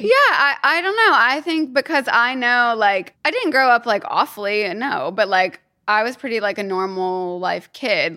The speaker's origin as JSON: {"language": "English", "region": "Kentucky", "country": "United States", "tie": "born or raised there", "also_born_or_lived": "New York / Australia", "moved": "as an adult", "lives_now": "United Kingdom", "said": "I am from Kentucky, and I grew up there and went to college there"}